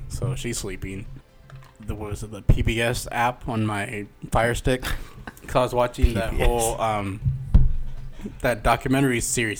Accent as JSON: {"language": "English", "region": "California", "country": "United States", "said": "we're from California."}